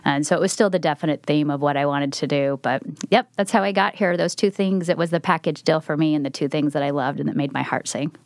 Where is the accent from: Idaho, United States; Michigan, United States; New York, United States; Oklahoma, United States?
Idaho, United States; Twin Falls; moved away as an adult; now in Oregon, United States; I'm not a native Oregonian, so I grew up in Idaho.